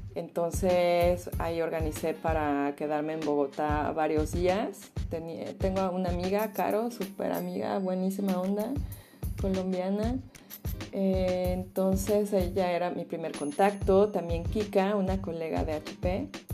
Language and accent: Spanish; Mexico City, Mexico; first language Spanish; moved away as an adult; now in Berlin, Germany; Yo nací en la Ciudad de México, soy mexicana